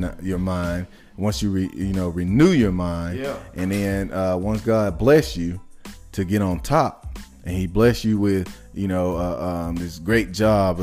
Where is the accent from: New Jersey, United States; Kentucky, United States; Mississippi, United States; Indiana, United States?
Mississippi, United States; I might be from Mississippi